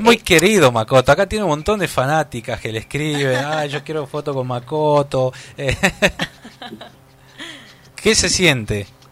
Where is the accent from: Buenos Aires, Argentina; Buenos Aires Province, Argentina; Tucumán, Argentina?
Tucumán, Argentina; nosotros somos de, de Tucumán, acá nació Mercedes Sosa